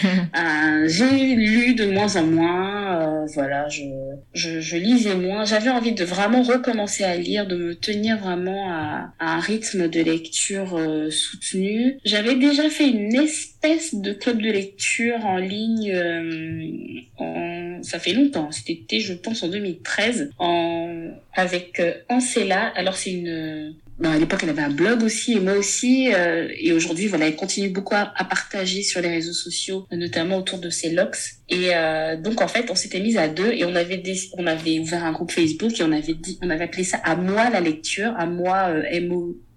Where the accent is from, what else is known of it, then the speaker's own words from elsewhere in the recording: Gabon; first language Myene; French is a second language; moved away as an adult; now in France; Je suis gabonaise. Je suis née et grandie au Gabon. Je vis en France depuis 2007.